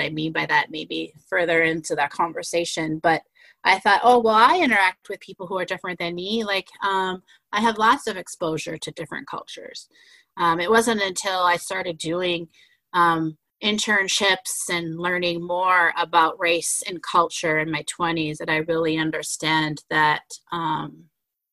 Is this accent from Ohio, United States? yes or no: no; White Bear Lake, Minnesota, United States; born and raised in White Bear Lake. I still live in White Bear Lake